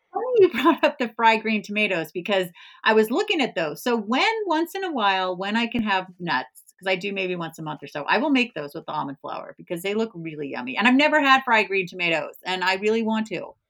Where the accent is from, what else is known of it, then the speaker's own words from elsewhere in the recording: California, United States; moved away as an adult; also born or lived in East Coast, United States; I'm originally from California, but I've been on the East Coast for nineteen years.